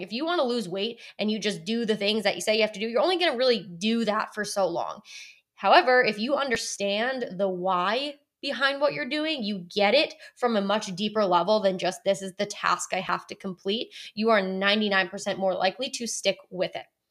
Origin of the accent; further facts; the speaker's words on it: Connecticut, United States; moved away as an adult; now in North Carolina, United States; my entire family and I grew up in Connecticut.